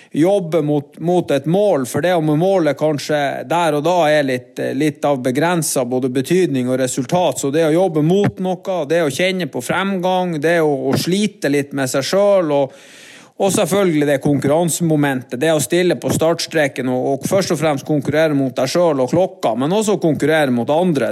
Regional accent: Norway; vi kommer selvfølgelig fra Norge

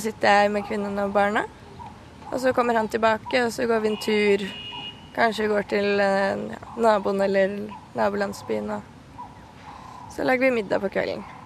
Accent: Norway; Nå har jeg akkurat begynt å jobbe i fast jobb hjemme i Norge

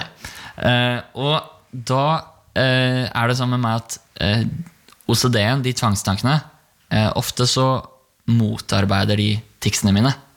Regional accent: Bærum, Akershus, Norway; Jeg kommer fra Bærum

